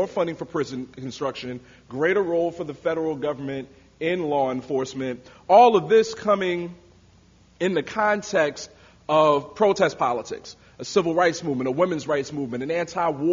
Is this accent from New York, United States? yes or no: yes; New York, United States; my home state, New York